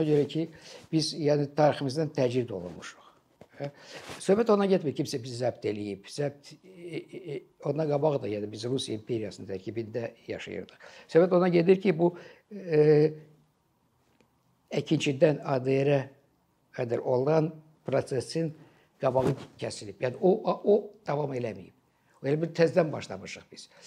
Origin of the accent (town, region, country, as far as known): Azerbaijan